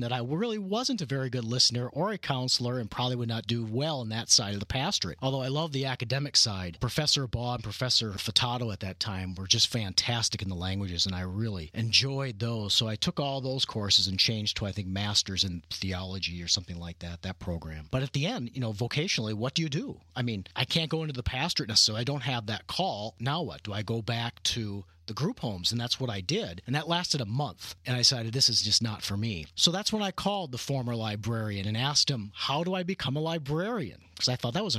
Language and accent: English; Minnesota, United States; moved away as an adult; now in Southern California, United States; being a native Minnesotan